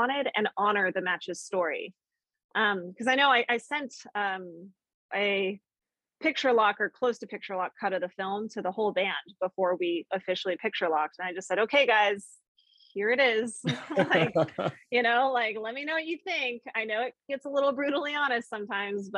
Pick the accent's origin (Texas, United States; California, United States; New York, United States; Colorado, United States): Colorado, United States; growing up in Colorado